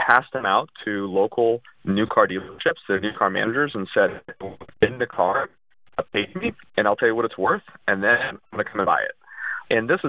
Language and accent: English; United States; first language Russian; English is a second language; they came to the United States, and then I was born in 83